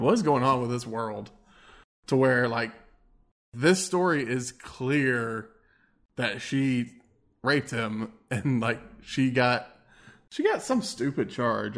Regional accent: Texas, United States; I'm from Texas

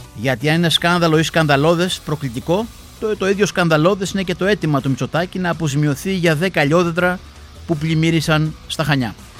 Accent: Greece; στην Ελλάδα, στη χώρα μας

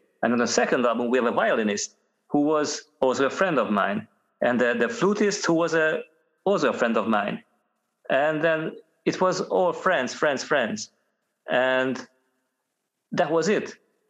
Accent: Hungary; moved away as an adult; now in Scotland, United Kingdom; I moved from Hungary to Scotland at the time.

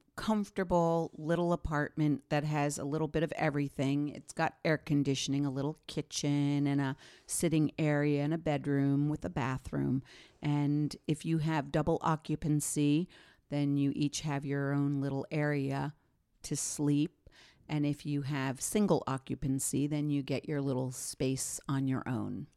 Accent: Bedonia, Emilia-Romagna, Italy; I'm from Bedonia

